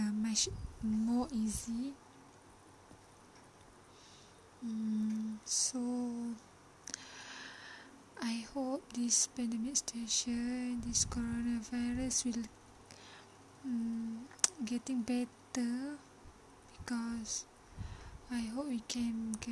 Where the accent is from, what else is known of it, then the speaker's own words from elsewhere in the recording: Malaysia; my hometown is in Felda area